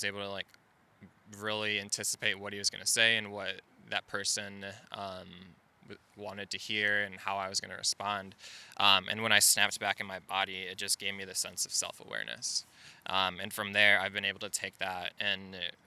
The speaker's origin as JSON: {"language": "English", "town": "Naperville", "region": "Illinois", "country": "United States", "tie": "born or raised there", "said": "I'm originally from suburbs of Chicago, Naperville, Illinois."}